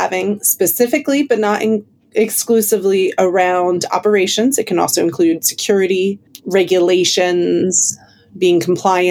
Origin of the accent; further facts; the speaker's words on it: United States; now in London, United Kingdom; I'm clearly American, but based in London currently